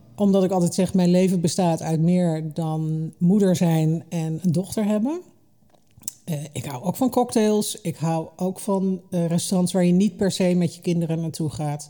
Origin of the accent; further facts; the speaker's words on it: Hengelo, Overijssel, Netherlands; also born or lived in Almelo / Limburg (family); ik ben deels opgegroeid in Twente. Eh, in Hengelo en in Almelo